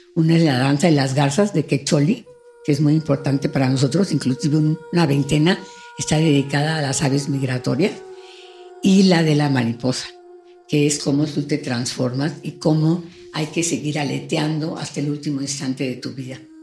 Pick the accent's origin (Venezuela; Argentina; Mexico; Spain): Mexico; estamos muy cerca de los Estados Unidos, estamos muy alejados de Sudamérica